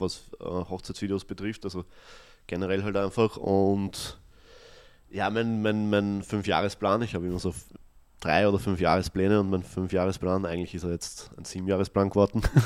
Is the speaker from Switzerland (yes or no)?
no; Austria; ich bin ja selber in, am Land aufgewachsen, mhm. also in einem 200 Einwohner Dorf